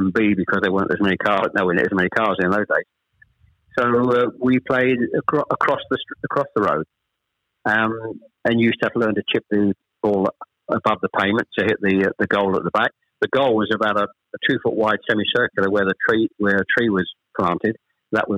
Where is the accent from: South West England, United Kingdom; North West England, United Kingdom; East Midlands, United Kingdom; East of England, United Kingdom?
East of England, United Kingdom; Chelmsford; also born or lived in Ashton-under-Lyne, Greater Manchester; I was born in Ashton under Lyne. We actually moved south to Chelmsford when I was probably, I was the eldest of three, when I was probably about seven or eight